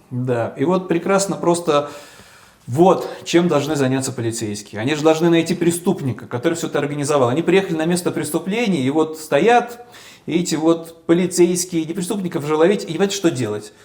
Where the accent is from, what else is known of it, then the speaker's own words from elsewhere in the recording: Saint Petersburg, Russia; в моем родном городе